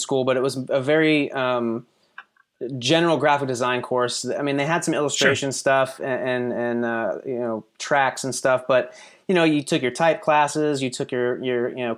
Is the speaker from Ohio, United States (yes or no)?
yes; Ohio, United States; moved away as an adult; also born or lived in Akron, Ohio; now in Raleigh, United States; I grew up in a little town in Ohio right outside of Columbus and moved down here about 6 years